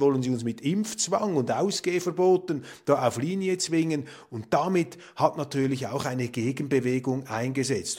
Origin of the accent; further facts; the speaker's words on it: Switzerland; Als Schweizer